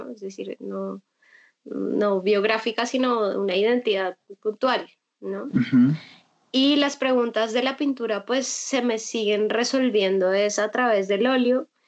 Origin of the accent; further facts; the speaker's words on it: Colombia; now in Bogotá, Colombia; vivo en Bogotá y yo además soy de provincia, ni siquiera soy bogotana